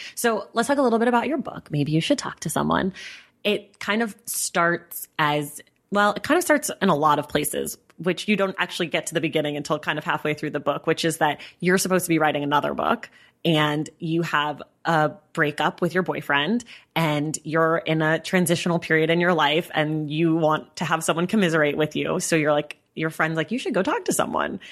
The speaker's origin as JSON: {"language": "English", "region": "Northern California", "country": "United States", "moved": "yes", "lives_now": "Los Angeles, United States", "said": "I'm from Northern California"}